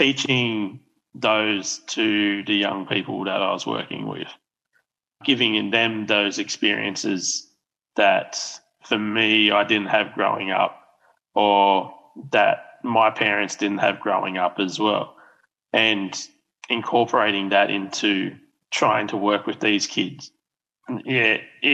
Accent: Moree, New South Wales, Australia; I grew up with growing in Moree

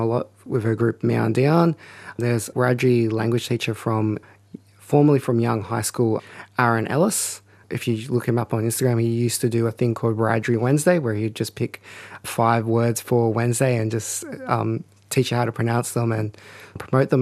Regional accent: New South Wales Central Coast, Australia; also born or lived in Mudgee, New South Wales; now in Sydney, Australia; I'm family traditionally from Mudgee, New South Wales, but I grew up most of my life on Darkinjung country on the New South Wales Central Coast.

